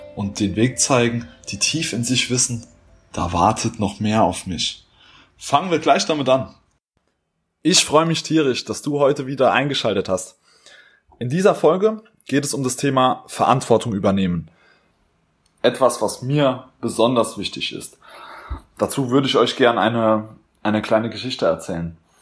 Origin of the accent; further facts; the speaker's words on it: Germany; als Deutscher, als Europäer